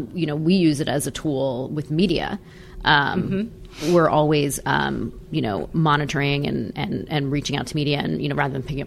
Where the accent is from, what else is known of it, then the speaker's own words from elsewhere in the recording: New Jersey, United States; moved away as an adult; also born or lived in New York City / Los Angeles; I'm originally from New Jersey